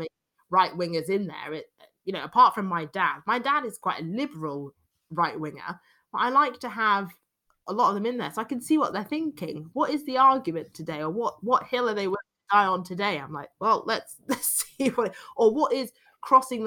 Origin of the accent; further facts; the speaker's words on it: London, United Kingdom; accent: London British accent; I'm a Londoner, obviously, which is a very liberal city